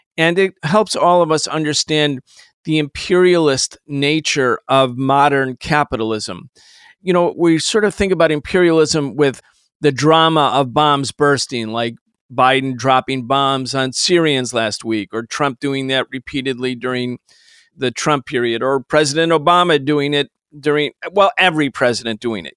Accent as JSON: {"language": "English", "town": "Rochester", "region": "New York", "country": "United States", "tie": "born or raised there", "said": "I grew up in Rochester, New York."}